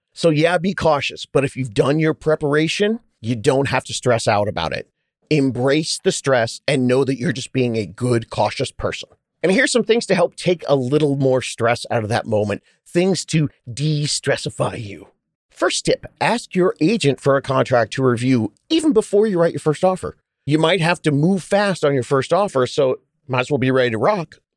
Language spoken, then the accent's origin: English; California, United States; I'm from California.